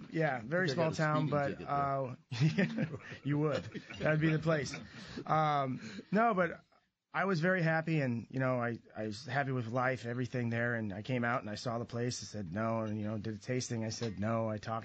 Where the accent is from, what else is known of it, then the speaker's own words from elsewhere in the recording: Kansas, United States; moved away as an adult; also born or lived in Chicago; I grew up in Kansas.